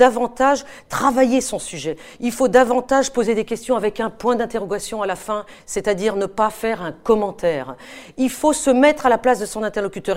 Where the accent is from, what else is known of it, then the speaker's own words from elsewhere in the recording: France; je suis française et que quand je reviens de mes terrains de guerre, bah, je reviens chez moi en France